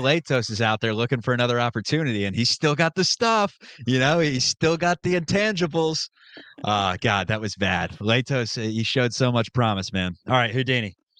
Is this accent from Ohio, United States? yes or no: yes; Cincinnati, Ohio, United States; We're from Cincinnati